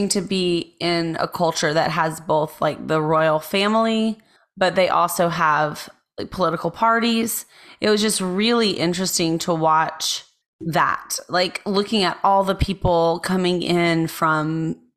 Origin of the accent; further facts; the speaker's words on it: United States; I'm an American